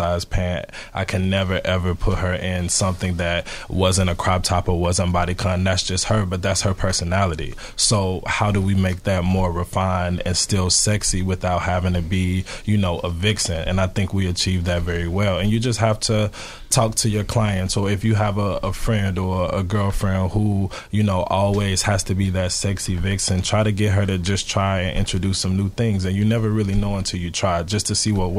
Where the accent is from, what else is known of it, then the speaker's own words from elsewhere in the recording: Memphis, Tennessee, United States; I'm from the South, so I'm from Memphis, Tennessee